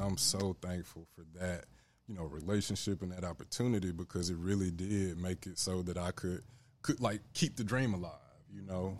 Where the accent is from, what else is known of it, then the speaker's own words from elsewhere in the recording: Memphis, Tennessee, United States; growing up in Memphis